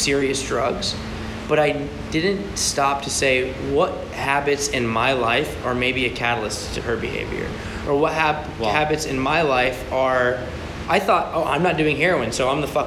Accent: United States; as an American Jew

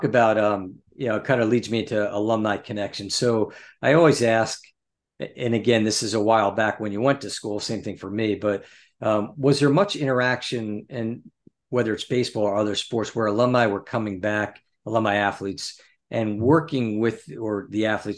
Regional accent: New Jersey, United States; growing up in New Jersey

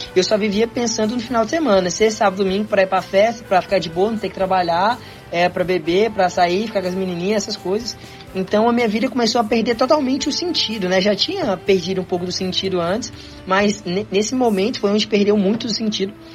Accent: Goiânia, Goiás, Brazil; also born or lived in Tocantins; eu nasci em Goiânia

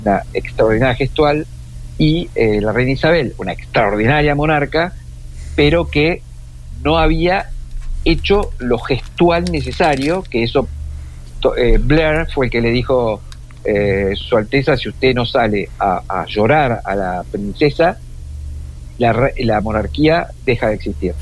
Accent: Argentina; nosotros como argentinos

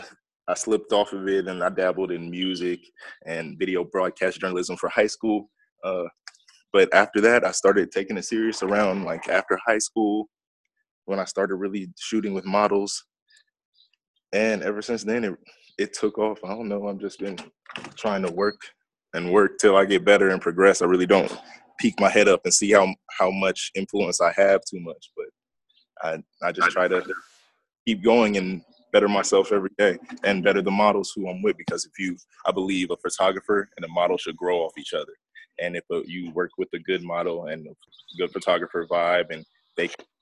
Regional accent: North Las Vegas, Nevada, United States; I'm from North Las Vegas, Nevada

